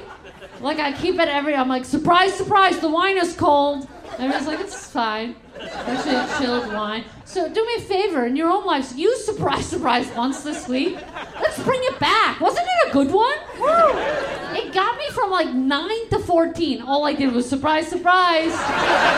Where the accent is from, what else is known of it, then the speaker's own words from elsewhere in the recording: New York City, New York, United States; now in Los Angeles, United States; I'm originally from New York, originally from Crown Heights, Brooklyn, New York.